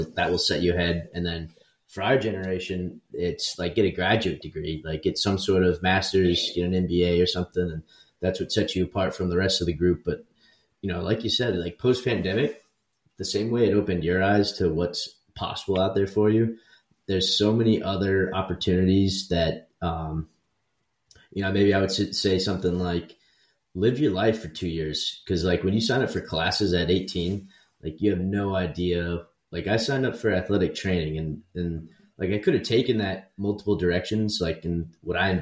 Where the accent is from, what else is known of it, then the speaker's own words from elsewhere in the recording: Florida, United States; I'm from Florida